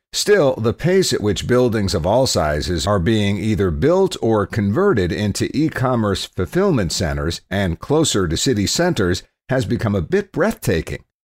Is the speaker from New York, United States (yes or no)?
no; Cleveland, Ohio, United States; as a teenager growing up in Cleveland